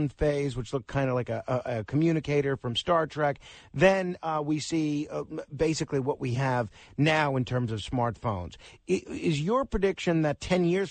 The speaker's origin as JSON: {"language": "English", "town": "New York City", "region": "New York", "country": "United States", "tie": "born or raised there", "said": "Staten Island, which is my hometown. It's one of the boroughs here in New York City"}